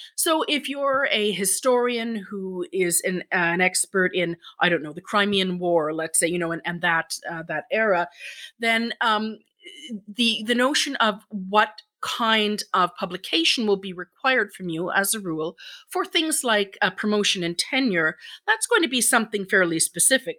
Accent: Ireland; now in Stratford, Canada; I'm Irish myself

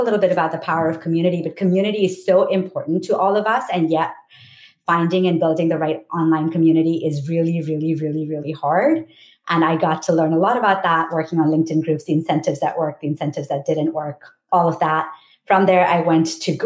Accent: India; moved away as an adult; I came from India

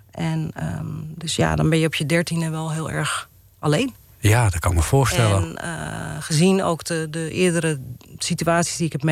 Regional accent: Amsterdam, North Holland, Netherlands; ben opgegroeid in Amsterdam-Oost.

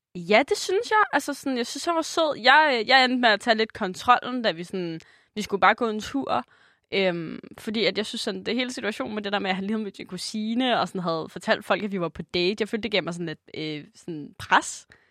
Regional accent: Denmark; jeg er fra Jylland

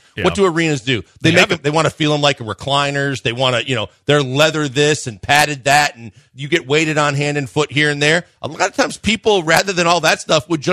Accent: Midwest, United States; now in Houston, United States; growing up in the Midwest

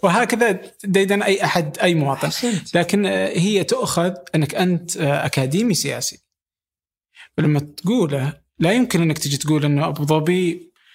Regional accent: Saudi Arabia

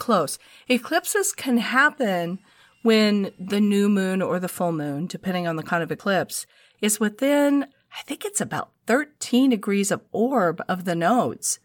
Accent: United States; I'm an American living here in this country

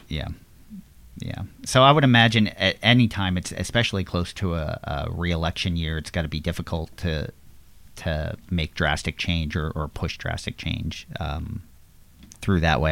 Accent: Levittown, Pennsylvania, United States; I grew up in Levittown, Pennsylvania

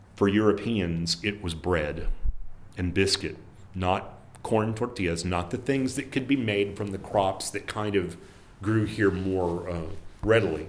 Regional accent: South Texas, United States; as a kid growing up in South Texas

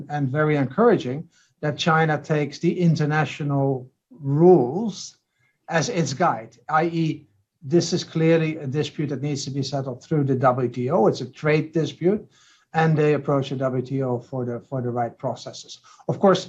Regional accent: Netherlands; I come from the Netherlands

